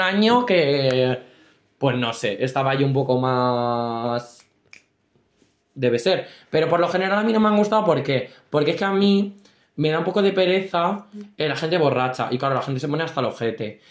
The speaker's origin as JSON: {"language": "Spanish", "town": "Valdepeñas", "region": "Castilla-La Mancha", "country": "Spain", "said": "nosotros somos de Valdepeñas, muy heroica ciudad"}